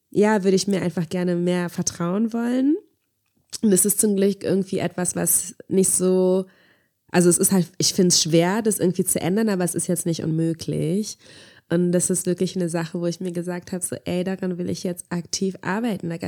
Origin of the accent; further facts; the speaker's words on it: Angola; woher kommst du eigentlich? Und als ich meinte Angola